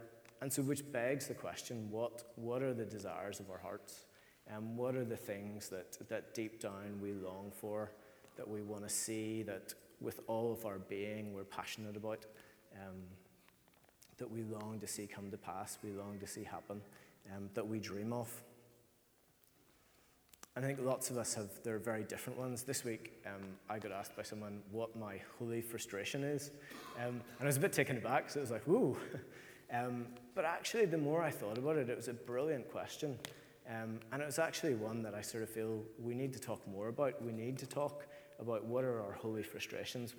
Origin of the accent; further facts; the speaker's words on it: Ireland; as Irish people